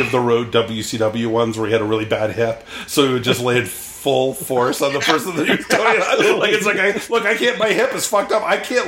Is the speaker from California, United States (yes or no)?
yes; Northern California, United States; I'm from Northern California